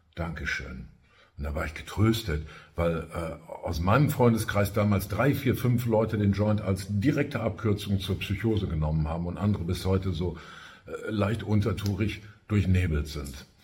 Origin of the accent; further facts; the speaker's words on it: Ruhr area, North Rhine-Westphalia, Germany; Bei uns im Ruhrgebiet